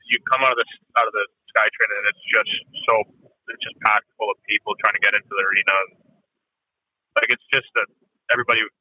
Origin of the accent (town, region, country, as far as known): Vancouver, British Columbia, Canada; born or raised there